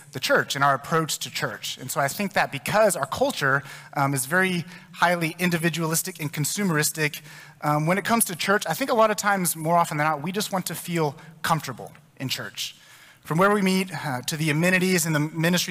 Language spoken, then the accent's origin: English; Texas, United States; I'm from Texas.